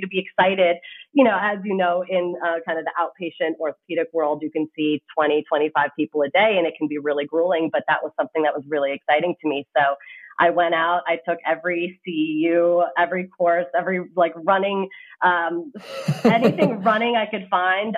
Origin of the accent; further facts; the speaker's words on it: Canada; moved away as an adult; now in United States; I am actually Canadian. So, I come from across the border. Um, and the reason I came to the States is actually because I played tennis in college